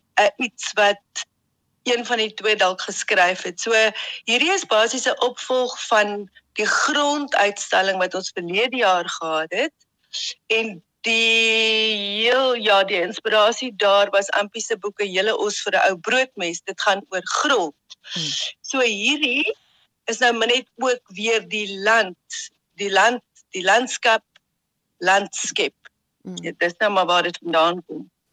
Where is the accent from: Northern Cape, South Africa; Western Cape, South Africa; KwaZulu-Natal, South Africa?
KwaZulu-Natal, South Africa; Ladysmith; moved away; Jet, Karen en ek het in Ladysmith in KwaZulu-Natal groot geword